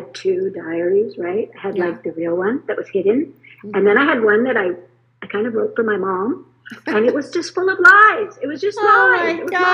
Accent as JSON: {"language": "English", "town": "Regina", "region": "Saskatchewan", "country": "Canada", "tie": "born or raised there", "moved": "yes", "said": "I'm actually back in my hometown, which is Regina, Saskatchewan"}